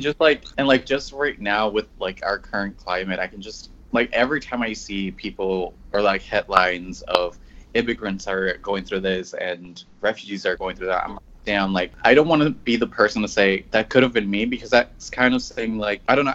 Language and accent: English; Mexico; now in San Diego, United States; I'm from Mexico. I came to the United States around 2005